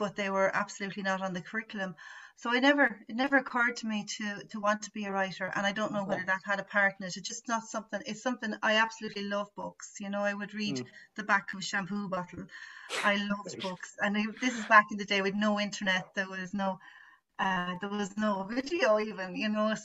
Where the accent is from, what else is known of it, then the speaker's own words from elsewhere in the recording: Athy, Leinster, Ireland; also born or lived in County Laois; now in Ballylinan, Ireland; I'm from Athy in Kildare, and I live just outside it in Laois